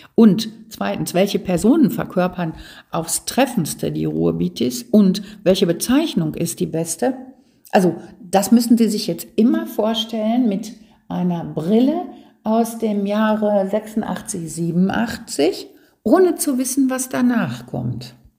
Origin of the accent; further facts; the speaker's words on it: Ruhr area, North Rhine-Westphalia, Germany; Das gehört bei uns im Ruhrgebiet dazu. Ich sage, unsere Sprache hier ist ja unser Dialekt.